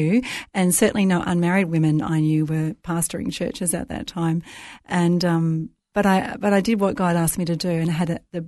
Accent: Melbourne, Victoria, Australia; I was raised in Melbourne, great city, raised in a fairly Christian household

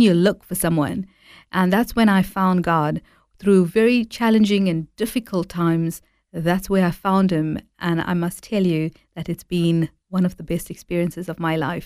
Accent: Durban, KwaZulu-Natal, South Africa; I was born and raised in South Africa

